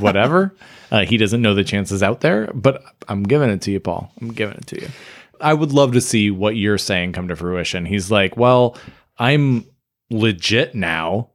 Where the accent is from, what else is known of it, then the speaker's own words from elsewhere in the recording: Michigan, United States; I grew up in Michigan, but I had family in the Phoenix area